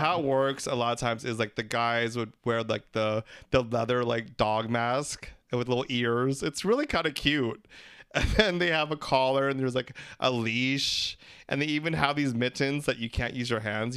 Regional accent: Philippines; We're three Filipino gay guys

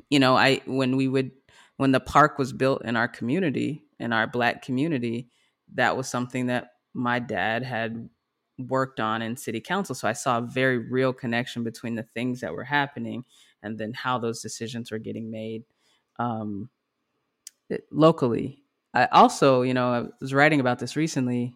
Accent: Grand Prairie, Texas, United States; We're from Grand Prairie, Texas

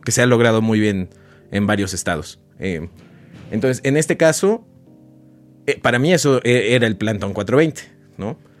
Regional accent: Oaxaca, Mexico; yo soy de Oaxaca

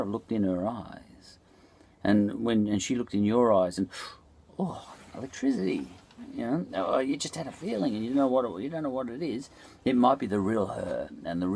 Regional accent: Australia; I'm an Australian

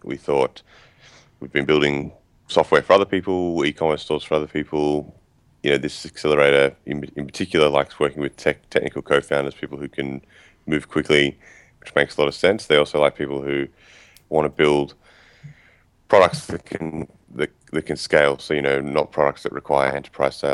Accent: Sydney, New South Wales, Australia; I am from Sydney, Australia. So still live here now. I've lived here most of my life.

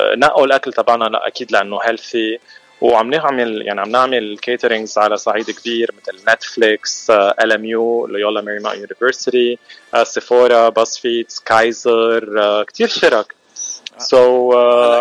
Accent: Mashghara, Beqaa, Lebanon; moved away as an adult; now in Los Angeles, United States; نحن اكيد من لبنان من مشغره

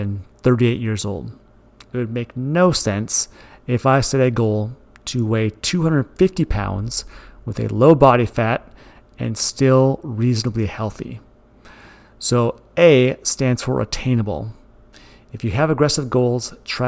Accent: Moorhead, Minnesota, United States; also born or lived in Glyndon, Minnesota; I was born in Moorhead, Minnesota. I went to Dilworth Glendon Felton High School in Glendon, Minnesota

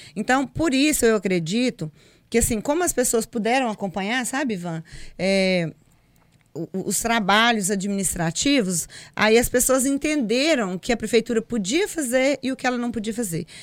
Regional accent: Pedra Branca, Brazil; eu nasci na Pedra Branca, próximo aqui. É, fui criada com a minha mãe, com a minha avó. Estudei na zona rural uma parte

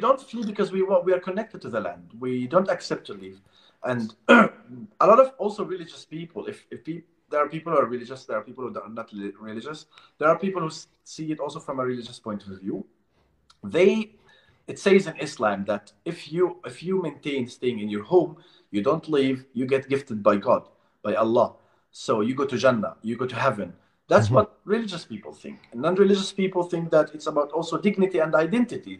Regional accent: Palestine; this is where we are born. I'm a Palestinian

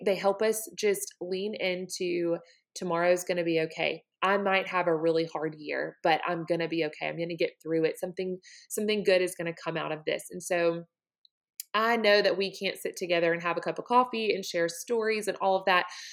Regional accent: Montgomery, Alabama, United States; grew up in Montgomery, Alabama, which is the cradle of the Confederacy

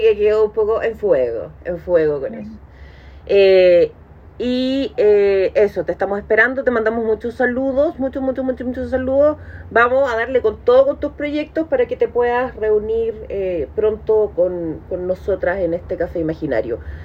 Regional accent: Chile; uno como chileno

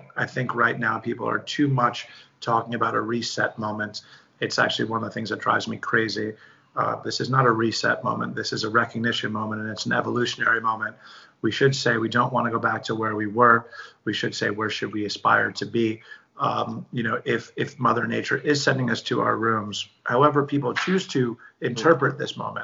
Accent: New York City, New York, United States; I'm born and raised in New York City

